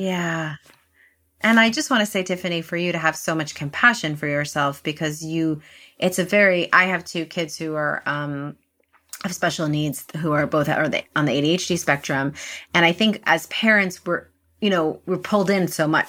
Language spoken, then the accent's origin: English; New York City, New York, United States; I live in New York City and I grew up in New York City